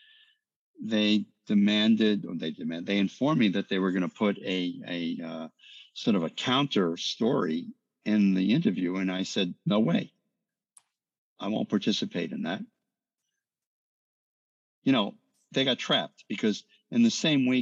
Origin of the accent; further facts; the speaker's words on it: New York, United States; I'm from New York